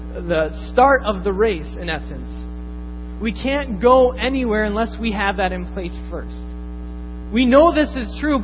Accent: Canada; I'm first Canadian

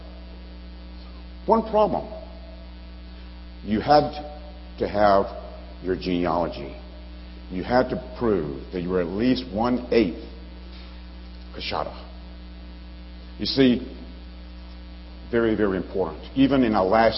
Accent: Alabama, United States; moved away as an adult; now in Chicago, United States; I grew up in Alabama

